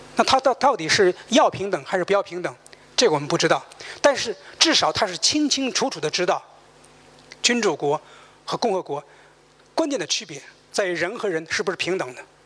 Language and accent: Chinese; China; 我们中国人